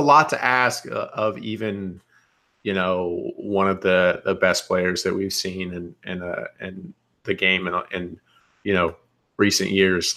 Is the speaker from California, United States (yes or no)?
no; North Carolina, United States; I'm from North Carolina